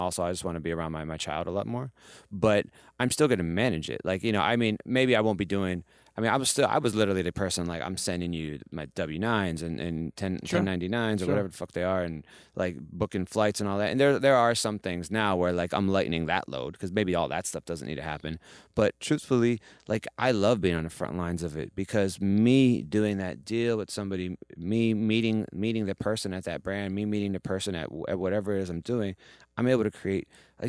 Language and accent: English; Midwest, United States; now in New York, United States; And I came from nowhere. I came from the Midwest, like, and I moved to New York with none of those things.